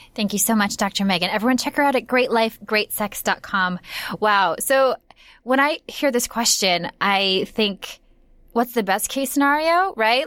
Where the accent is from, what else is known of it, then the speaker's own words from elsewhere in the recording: Minnesota, United States; moved away; I'm from Minnesota